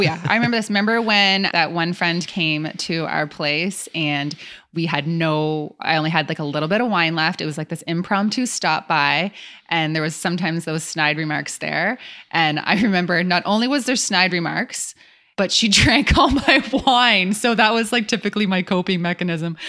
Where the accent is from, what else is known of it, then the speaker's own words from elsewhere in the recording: Canada; So we're from Canada